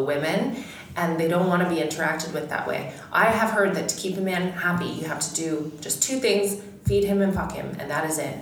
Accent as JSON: {"language": "English", "country": "Canada", "said": "I'm Canadian"}